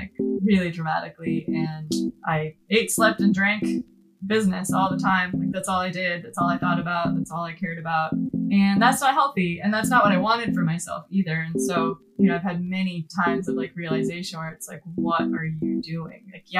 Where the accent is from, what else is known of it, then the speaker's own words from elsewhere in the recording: River Falls, United States; We have a nine-hole course in my hometown of River Falls.